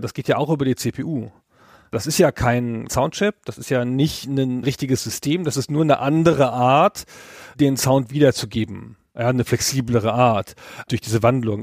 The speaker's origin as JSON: {"language": "German", "country": "Germany", "said": "als Deutscher"}